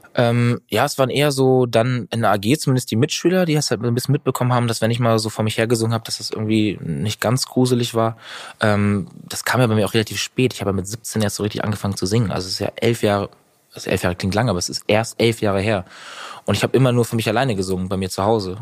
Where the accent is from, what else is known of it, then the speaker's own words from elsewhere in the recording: Northern Germany, Germany; Norddeutschland ist einfach meine Heimat. Ich liebe das Meer. Ich liebe die Ostsee. Ich bin da groß geworden